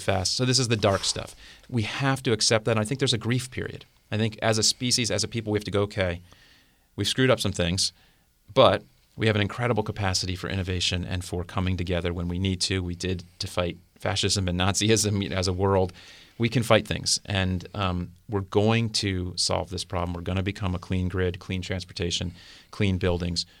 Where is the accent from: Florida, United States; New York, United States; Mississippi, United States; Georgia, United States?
Florida, United States; South; I grew up in South Florida.